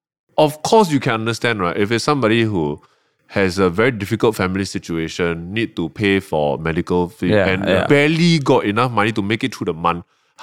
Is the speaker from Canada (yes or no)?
no; Malaysia; now in Singapore; okay, full disclosure, Malaysian. I'm a PR here.